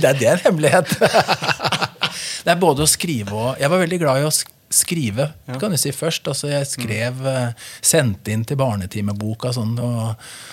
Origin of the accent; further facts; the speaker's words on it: Brumunddal, Innlandet, Norway; also born or lived in Hamar; Så jeg vokste opp i Brumunddal. Hadde hele oppveksten min